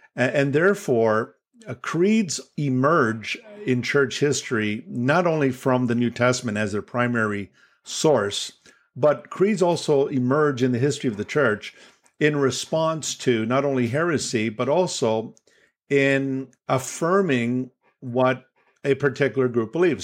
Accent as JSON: {"language": "English", "town": "Toronto", "region": "Ontario", "country": "Canada", "tie": "born or raised there", "said": "I'm from Toronto, Canada, and I was born in Toronto."}